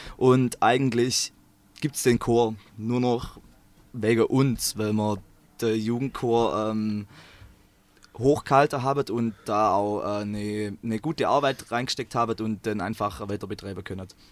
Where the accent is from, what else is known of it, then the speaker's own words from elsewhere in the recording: Swabia, between Stuttgart and Lake Constance, Baden-Württemberg, Germany; accent: Swabian; ich komme ähm, aus dem Schwabeland, ähm, zwischen Stuttgart und Bodensee